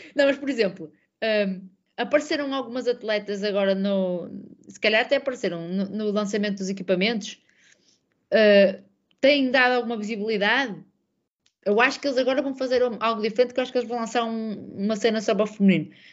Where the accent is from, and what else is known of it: Portugal; born or raised there; moved away as an adult; also born or lived in London